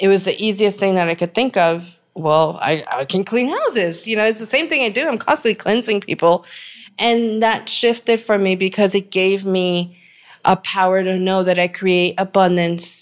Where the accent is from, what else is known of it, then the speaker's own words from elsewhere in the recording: New York, United States; Growing up in New York, we had the Caribbean Santeria culture